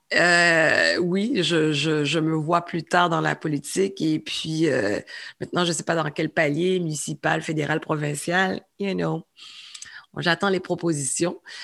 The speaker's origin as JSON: {"language": "French", "region": "Quebec", "country": "Canada", "also_born_or_lived": "Saint-Michel, Montreal", "said": "je suis une Québécoise"}